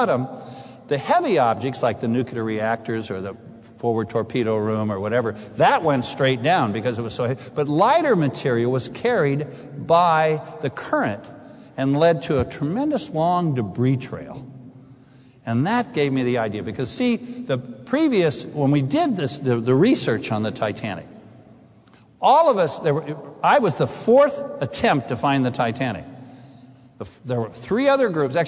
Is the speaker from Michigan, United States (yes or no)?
no; San Diego, California, United States; moved away; grew up in San Diego